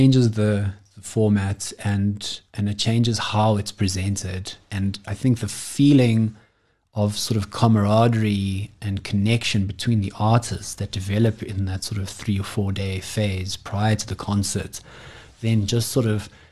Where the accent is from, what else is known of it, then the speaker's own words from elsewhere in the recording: South Africa; as South African musicians